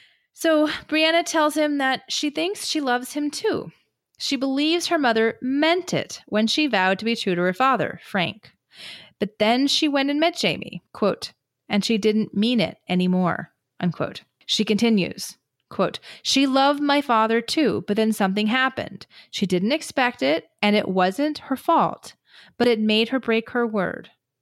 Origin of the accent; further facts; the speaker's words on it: Canada; And I'm a Canadian in my middle 50s.